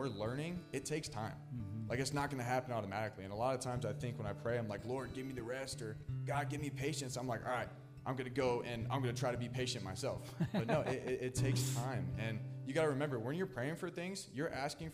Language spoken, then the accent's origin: English; Wichita, Kansas, United States; I'm from Wichita, Kansas